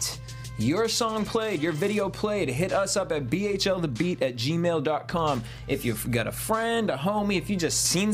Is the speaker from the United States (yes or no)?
yes; East Coast, United States; I'm from the East Coast